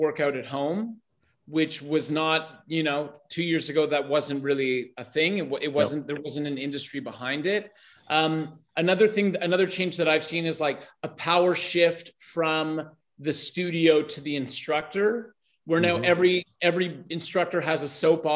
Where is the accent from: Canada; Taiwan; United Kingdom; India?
Canada; Toronto, Ontario; also born or lived in Vancouver; now in Brazil; I'm in Brazil, but I was born in Toronto and I lived in Vancouver and I started my business there